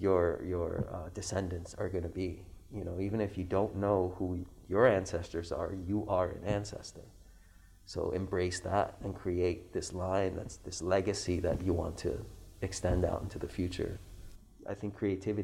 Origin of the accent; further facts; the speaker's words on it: Iran; now in Hawaii, United States; I tell them I'm from Iran